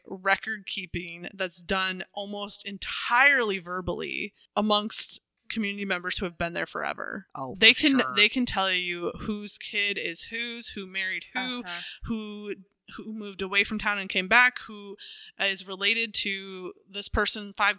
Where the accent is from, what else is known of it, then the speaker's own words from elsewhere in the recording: just over the border from Minnesota, South Dakota, United States; In Minnesota. And my hometown is just a hop, skip, and a jump over the border.